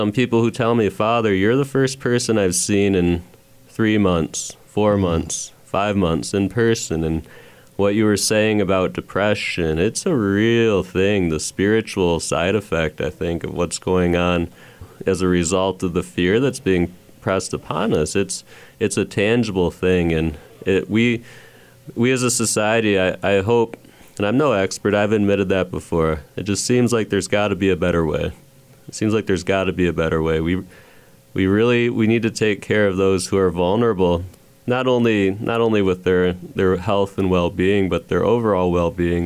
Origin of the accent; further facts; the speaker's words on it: Michigan, United States; moved away; I'm from Michigan